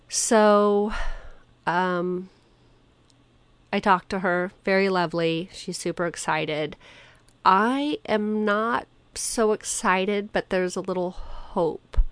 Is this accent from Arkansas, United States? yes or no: no; San Diego, California, United States; I was born in San Diego